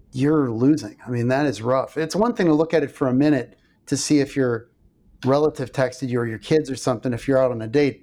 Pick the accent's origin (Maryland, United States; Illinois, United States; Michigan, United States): Illinois, United States; River Forest; Tony Accardo's from my hometown. So River Forest